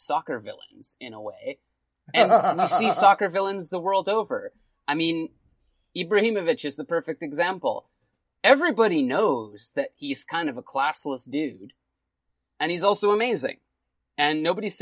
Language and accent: English; Canada; as a Canadian